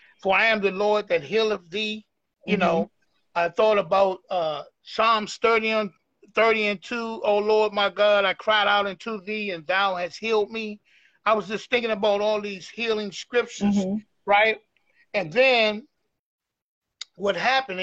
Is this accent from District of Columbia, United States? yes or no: yes; Washington, District of Columbia, United States; I'm from Northeast D.C.